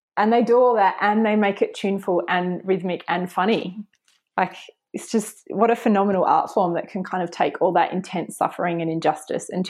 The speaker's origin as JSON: {"language": "English", "country": "Australia", "tie": "born or raised there", "said": "growing up in Australia"}